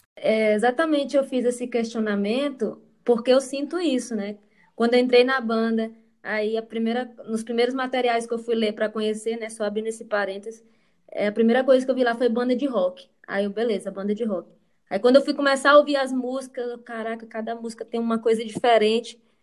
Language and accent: Portuguese; Caxias, Maranhão, Brazil; nós somos de Caxias, no Maranhão